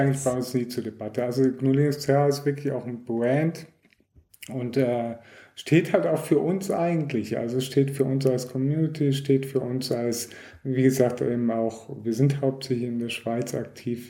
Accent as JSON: {"language": "German", "country": "Germany", "moved": "yes", "lives_now": "Switzerland", "said": "ich komme auch ursprünglich aus Deutschland"}